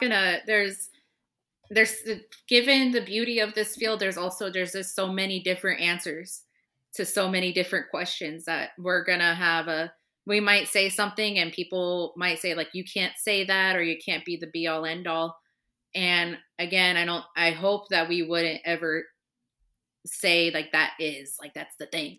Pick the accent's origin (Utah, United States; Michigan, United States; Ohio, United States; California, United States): California, United States; Southern California near Riverside, United States; moved away as an adult; now in Chicago, United States; I grew up in Southern California near Riverside